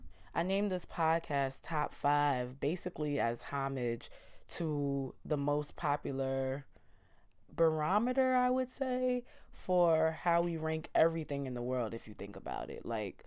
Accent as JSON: {"language": "English", "town": "Queens", "region": "New York", "country": "United States", "tie": "born or raised there", "said": "And growing up in Queens, being the melting pot, and you know, growing up in South Ozone Park and Southside Jamaica, Queens, I am so intrigued by Caribbean and West Indian culture."}